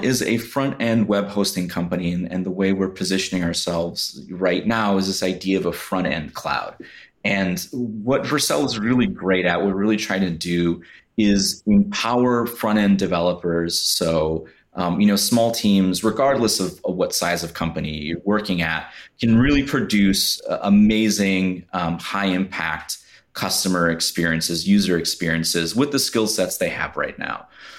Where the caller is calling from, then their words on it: Chicago, Illinois, United States; I'm joining from beautiful Chicago, Illinois.